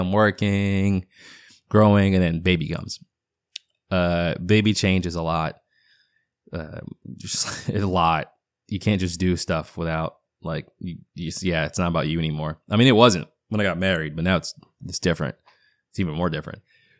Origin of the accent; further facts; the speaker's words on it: Boston, Massachusetts, United States; accent: half Boston; I know, my half Boston accent comes in every once in a blue moon.